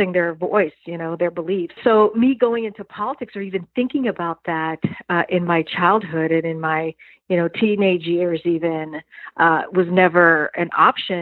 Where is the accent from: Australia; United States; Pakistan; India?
United States; New York City, New York; also born or lived in suburbs of Washington, D.C.; now in Washington, D.C. area, United States; New York City is definitely one of those things that makes me who I am today as a woman of color. I don't live in New York now. I live in the suburbs of D.C.